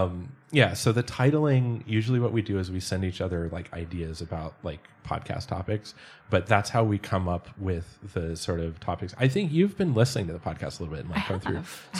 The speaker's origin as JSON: {"language": "English", "country": "United States", "moved": "yes", "lives_now": "Germany", "said": "because I'm foreign or because I'm from the States"}